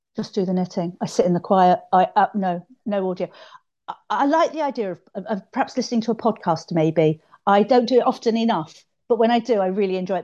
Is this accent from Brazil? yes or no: no; London, United Kingdom; moved away as an adult; now in Yorkshire, United Kingdom; I'm from London and I've lived up here for about thirty odd years up here in Yorkshire